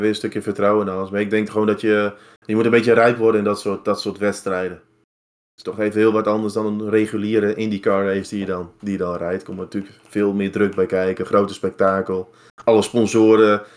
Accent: Netherlands; als Nederlanders

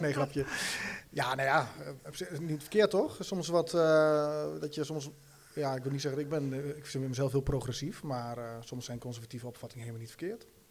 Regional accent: Rijssen, Overijssel, Netherlands; ik kom zo uit Rijs, ik merk het in Rijs heel sterk. Ik, en ik denk dat, dat dat ook wel in ons DNA zit als, als Twentenaren

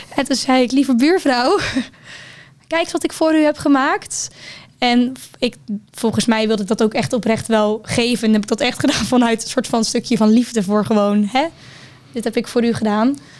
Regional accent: Hendrik-Ido-Ambacht, South Holland, Netherlands; moved away as an adult; now in Rotterdam, Netherlands; Ik kom uit Hendrikido Ambacht. Een klein dorpje dichtbij Rotterdam

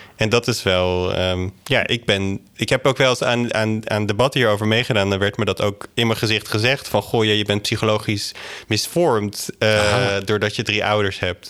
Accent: Drenthe, Netherlands; ik ben zelf opgegroeid in Drenthe, in echt een, een kleine plattelandsgemeenschap met zo'n 200 zielen

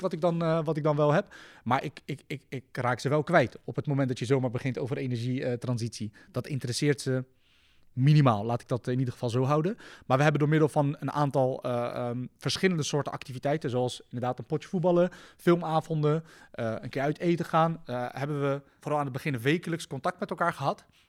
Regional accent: The Hague, South Holland, Netherlands; ik kom zelf uit de Schilderswijk

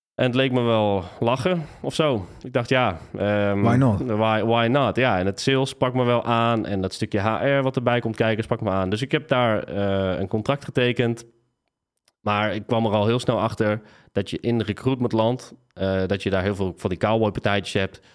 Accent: Tiel, Gelderland, Netherlands; moved away as an adult; also born or lived in Nijmegen; Ik ben geboren en getogen in Tiel.

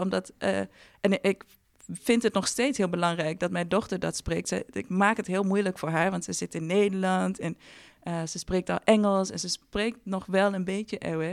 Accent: Ghana; moved away; ik ben eh, opgegroeid met eh, drie broers in Ghana. Ik ben in Ghana geboren.

